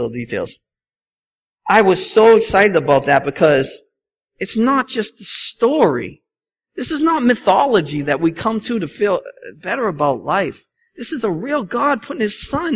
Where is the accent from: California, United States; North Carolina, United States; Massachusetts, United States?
Massachusetts, United States; Boston; I'm from Boston